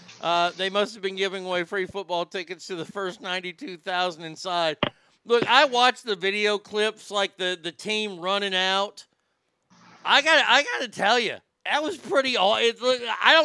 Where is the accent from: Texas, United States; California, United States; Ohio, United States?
Texas, United States; I grew up in Texas